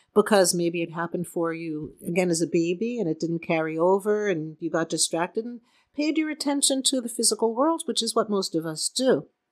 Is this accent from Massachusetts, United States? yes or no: yes; Boston, Massachusetts, United States; now in Southern California, United States; seeing as how we're from Boston